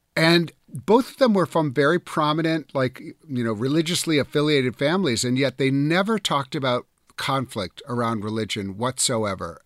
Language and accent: English; Wisconsin, United States; I grew up in Wisconsin.